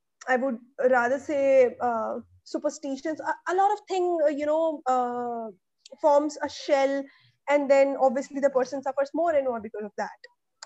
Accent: Chitrakoot, Uttar Pradesh, India; moved away as an adult; till my graduation, I have been in my hometown, which is Chitrakoot. It is in Bundelkhand region of Uttar Pradesh. So, well, in fact, half MP and half UP. So our house is in UP

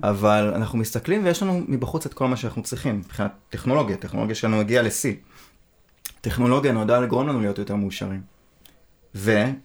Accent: Israel

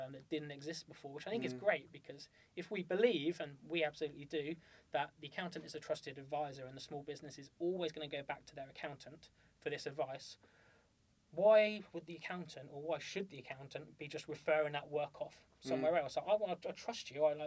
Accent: United Kingdom; we're British

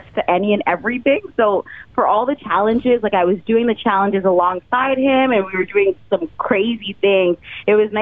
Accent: Toronto, Ontario, Canada; I'm from Scarborough. I got to make sure my people are in the place.

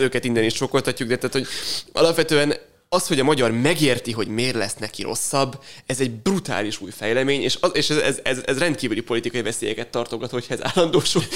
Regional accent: Hungary; magyarok vagyunk

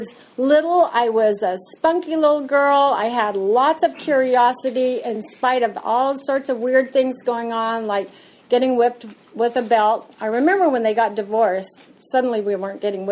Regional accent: Yakima, Washington, United States; I was born and raised in Washington, in Yakima, Washington

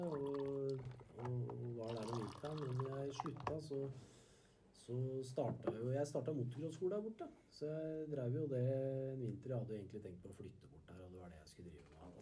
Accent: Skedsmo, Akershus, Norway; på Skedsmo, der jeg kommer fra

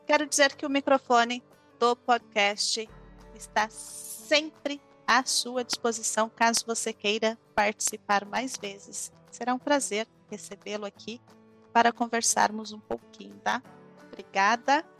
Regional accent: Brazil; como brasileira

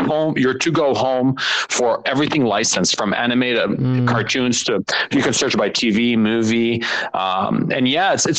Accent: Montreal, Quebec, Canada; also born or lived in Laval / Dubai; now in Toronto, Canada; I was born and raised in Montreal

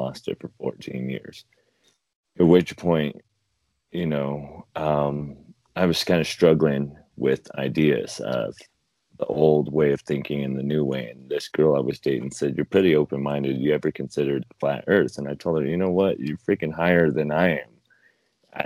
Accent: Fort Morgan, Colorado, United States; smaller towns where I grew up in Fort Morgan

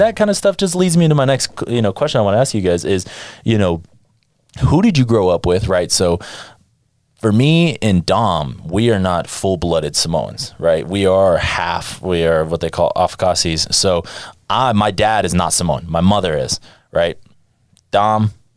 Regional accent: Las Vegas, Nevada, United States; I was born in Nevada. I was born in Las Vegas

